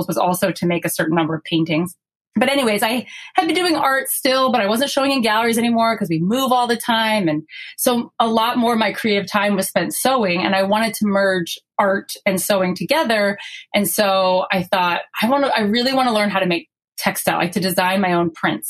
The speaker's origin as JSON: {"language": "English", "region": "South Florida", "country": "United States", "tie": "born or raised there", "moved": "as an adult", "said": "we grew up in South Florida, where there are not very many LDS people"}